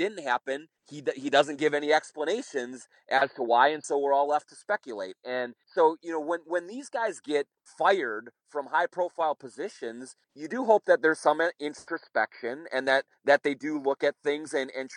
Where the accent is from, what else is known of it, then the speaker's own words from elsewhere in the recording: Minnesota, United States; you can tell by my accent, I'm born and raised here